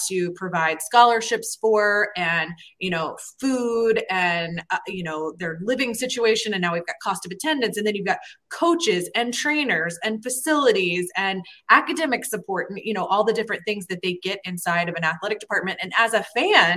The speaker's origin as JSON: {"language": "English", "town": "Atlanta", "region": "Georgia", "country": "United States", "tie": "born or raised there", "also_born_or_lived": "Florida", "moved": "yes", "said": "I grew up in Atlanta."}